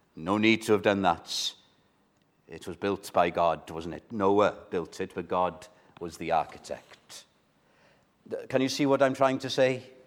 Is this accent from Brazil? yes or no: no; Wales, United Kingdom; as a Welshman